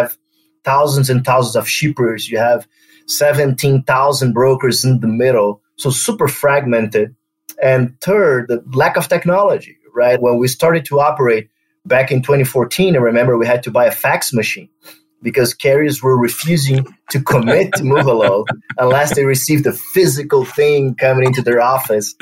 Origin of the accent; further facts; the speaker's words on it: Brazil; accent: Brazilian; English is a second language; moved away as an adult; also born or lived in Spain / New York City / Washington, D.C.; now in United States; that's my weird Brazilian accent. And so yeah, I was born in Brazil back in the days, and I lived there